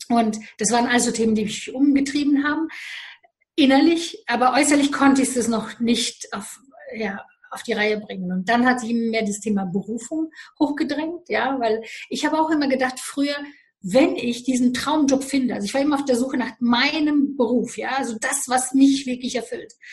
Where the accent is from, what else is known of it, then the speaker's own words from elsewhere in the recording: Romania; Ich komme aus Rumänien, bin in Rumänien geboren und ich weiß, was Armut heißt.